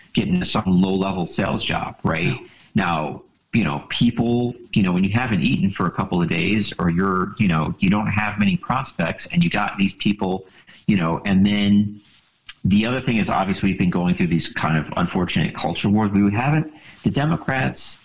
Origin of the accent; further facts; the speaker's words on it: Buffalo, New York, United States; I grew up in Buffalo, you know, in the late 80s, the 90s, early 2000s